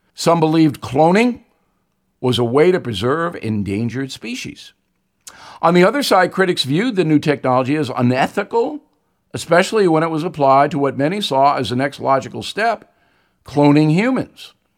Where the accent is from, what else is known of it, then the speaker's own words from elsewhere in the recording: Levittown, New York, United States; We didn't have much growing up in Levittown